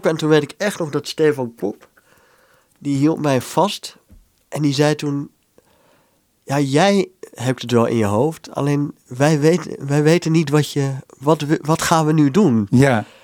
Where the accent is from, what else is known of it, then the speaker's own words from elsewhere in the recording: Netherlands; Wat wij als Hollanders vaak zeggen als we daar zijn.